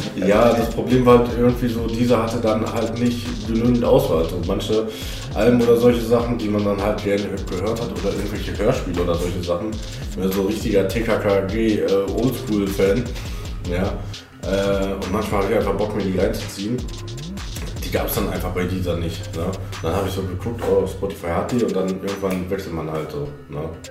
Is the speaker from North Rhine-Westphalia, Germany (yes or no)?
yes; Hagen, North Rhine-Westphalia, Germany; ich komme gebürtig halt aus Hagen